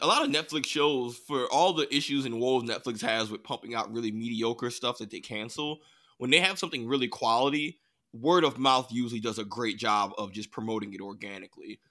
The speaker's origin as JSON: {"language": "English", "country": "United States", "tie": "born or raised there", "said": "I grew up in America"}